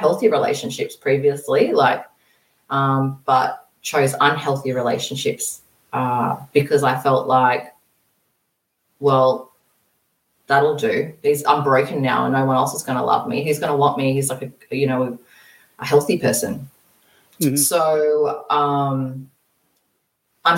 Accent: Australia; moved away as an adult; also born or lived in Brisbane; I ended up moving to Brisbane, which is about 10 hours away from my hometown

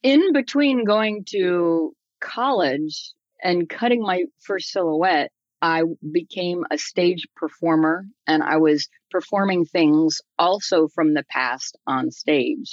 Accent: Silver Spring, Maryland, United States; I grew up in Silver Spring, Maryland

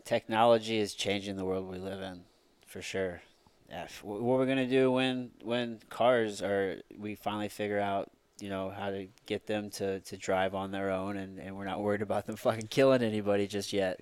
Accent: Midwest, United States; we grew up here in the Midwest

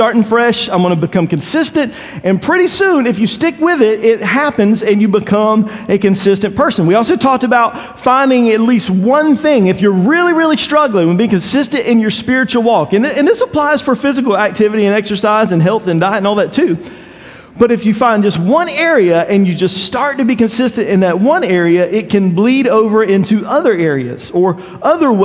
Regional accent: Eastern North Carolina, United States; When I grew up in Eastern North Carolina

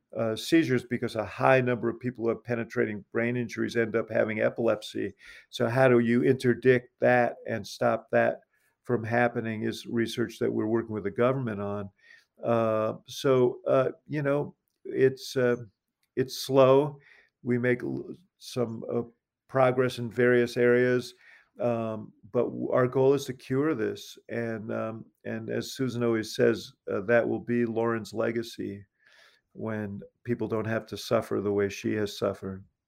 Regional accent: New York, United States; now in Chicago, United States; I'm from New York

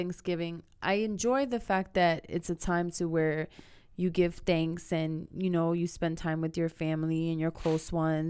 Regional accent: New York City, New York, United States; Just as much as I say I'm from the Bronx

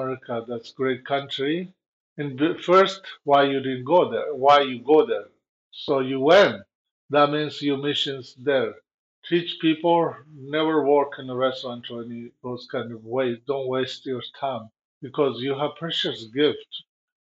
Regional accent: Tibet, China; English is a second language; moved away as an adult; also born or lived in India / Nepal; now in United States; I'm run away from Tibet and to went to India and Nepal.

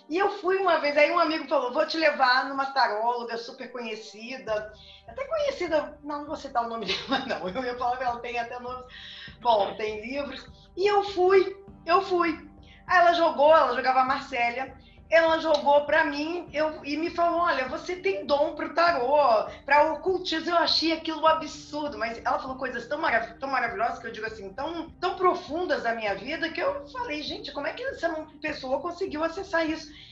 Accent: Rio Grande do Sul, Brazil; also born or lived in Rio de Janeiro; now in Brasília, Brazil; Eu sou nascida no Rio Grande do Sul

